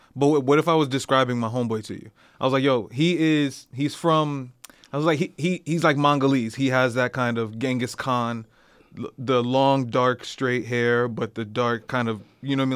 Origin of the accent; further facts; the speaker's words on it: United States; I'm from America